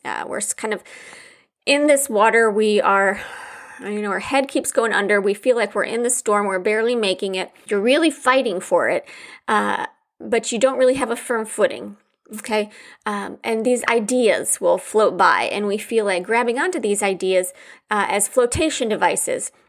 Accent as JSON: {"language": "English", "region": "Midwest", "country": "United States", "tie": "born or raised there", "said": "growing up in the Midwest"}